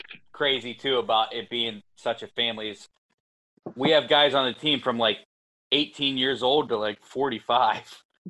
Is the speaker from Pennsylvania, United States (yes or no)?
yes; Pittsburgh, Pennsylvania, United States; I'm from Pittsburgh